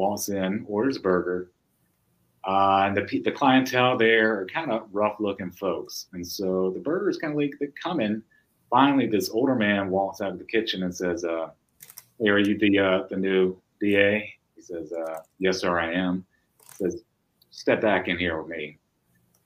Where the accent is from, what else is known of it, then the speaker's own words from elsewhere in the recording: Meridian, Mississippi, United States; moved away as an adult; also born or lived in New York City / Oxford, Mississippi; my hometown of Meridian, Mississippi.